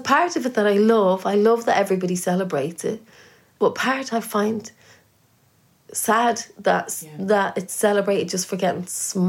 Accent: Ireland; also born or lived in London; now in United Kingdom; I have more Irish friends here, I think, than at home.

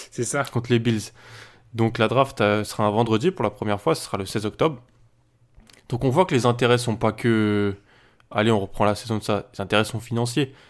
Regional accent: France; chez nous, en France

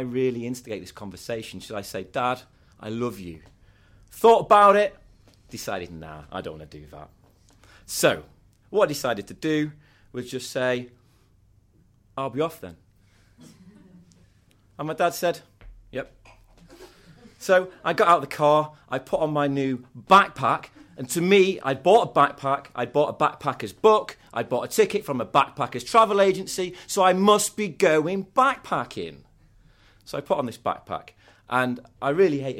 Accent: Scunthorpe, Yorkshire and the Humber, United Kingdom; I'm from Scunthorpe. People from Scunthorpe don't go backpacking.

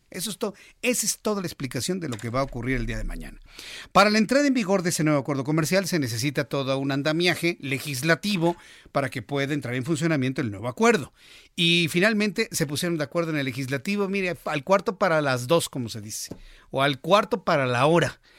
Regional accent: Mexico; para nosotros como mexicanos, Canadá nos queda demasiado lejos

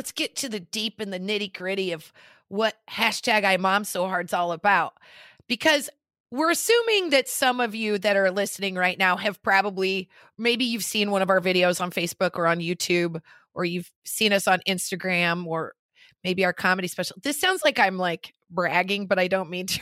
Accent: Nebraska, United States; now in Los Angeles, United States; we're both from Nebraska, but we did not meet in Nebraska

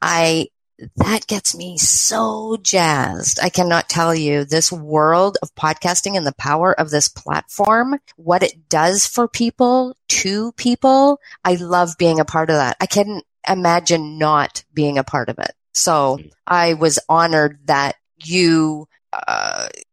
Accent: British Columbia, Canada; also born or lived in Ontario; I was born in Ontario and I was 3 when we moved to the west coast of Canada

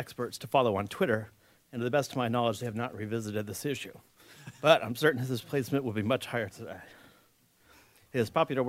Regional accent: California, United States; my home state of California

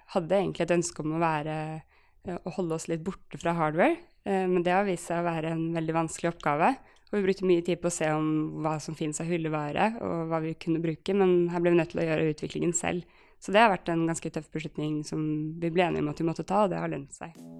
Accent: Oslo, Norway; also born or lived in Trondheim; Jeg er, eh, jeg er, fra Oslo eh, og bor i Oslo.

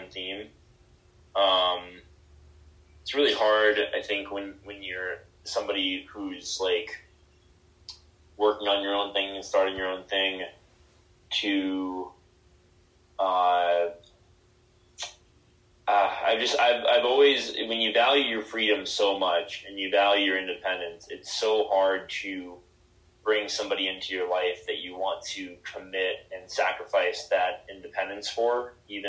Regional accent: Miami, Florida, United States; also born or lived in Seattle; now in Denver, United States; I'm from Miami originally.

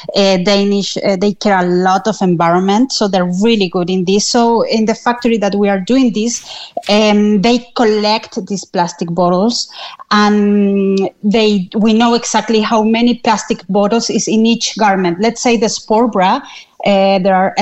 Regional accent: Chile; moved away as an adult; now in Cork, Ireland; I'm originally from Chile

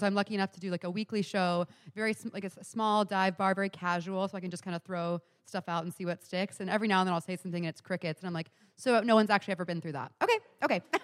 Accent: Houston, Texas, United States; now in New York, United States; I'm from Texas originally, so I did a show in Houston, my hometown, years ago

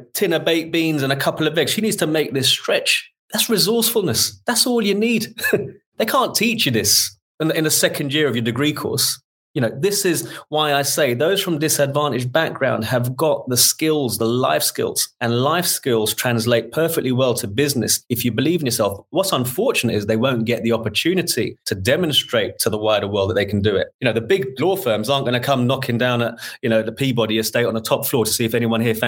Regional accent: London, United Kingdom; born and bred in Shepherd's Bush

